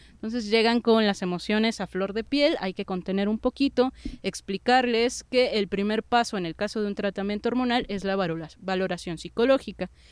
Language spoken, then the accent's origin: Spanish; Mexico City, Mexico; somos ciudadanos de la Ciudad de México, somos ciudadanos del país